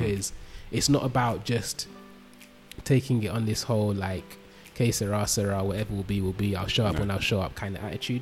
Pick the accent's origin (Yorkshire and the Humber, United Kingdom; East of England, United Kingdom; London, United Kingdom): London, United Kingdom; I grew up in London.